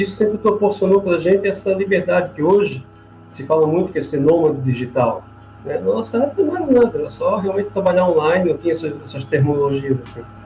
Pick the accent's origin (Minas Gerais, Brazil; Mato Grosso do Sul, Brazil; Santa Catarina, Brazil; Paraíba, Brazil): Santa Catarina, Brazil; Florianópolis; moved away as an adult; also born or lived in Orlando, United States; now in Italy; nós somos manézinho da ilha, Floripa, e viemos de Orlando